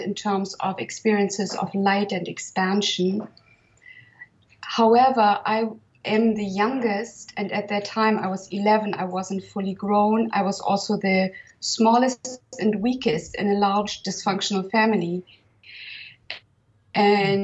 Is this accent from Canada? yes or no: no; Germany; now in Provence, France; I was born in 1966 in Germany